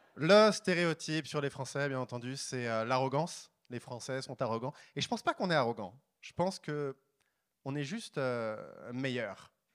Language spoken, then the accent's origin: French; France; moved away as an adult; also born or lived in Paris; now in Montreal, Canada; je suis français, pour de vrai. français. J'habite à Montréal, avant j'habitais à Paris